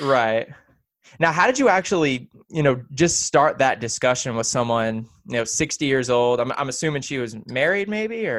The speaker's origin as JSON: {"language": "English", "region": "the South", "country": "United States", "tie": "born or raised there", "said": "we're both here growing up in the South"}